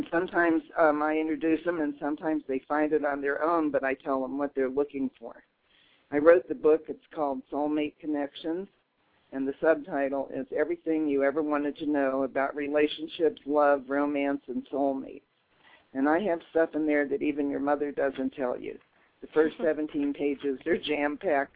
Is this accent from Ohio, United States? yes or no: yes; Dayton, Ohio, United States; now in Colorado, United States; I'm from Dayton, Ohio.